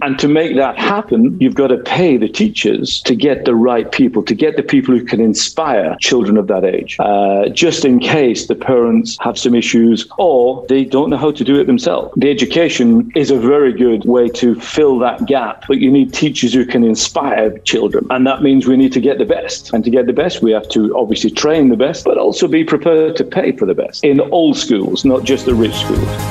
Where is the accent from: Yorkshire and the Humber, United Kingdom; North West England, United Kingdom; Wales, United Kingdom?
North West England, United Kingdom; Wigan; moved away; My childhood was it's from a place called Wigan, which is in between Manchester in the UK and Liverpool